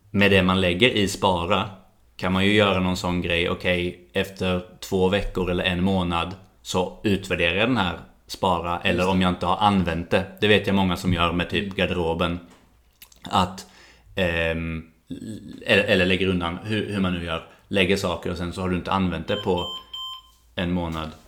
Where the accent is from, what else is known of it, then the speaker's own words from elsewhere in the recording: Sweden; moved away as an adult; also born or lived in Malmö / New Zealand; Jag är utvandrad.